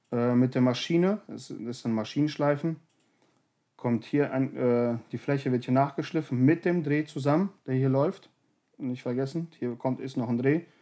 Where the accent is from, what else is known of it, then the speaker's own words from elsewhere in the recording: North Rhine-Westphalia, Germany; Berge und Täler, wir kommen ja aus dem Bergischen